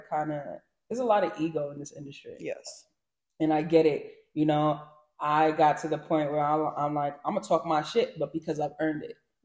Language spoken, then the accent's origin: English; New York City, New York, United States; also born or lived in England; raised in Brooklyn, Flatbush, the West Indian